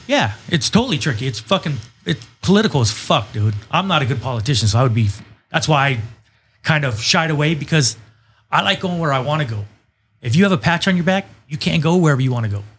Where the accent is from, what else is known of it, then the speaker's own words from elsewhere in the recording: United States; I grew up in Nassau City, so I've been around the Mexican culture for quite a bit